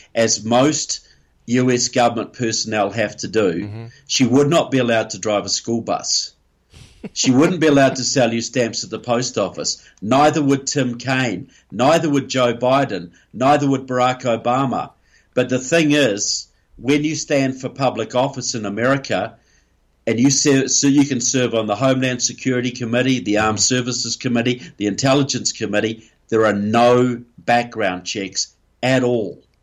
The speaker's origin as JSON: {"language": "English", "country": "New Zealand", "said": "I'm from New Zealand"}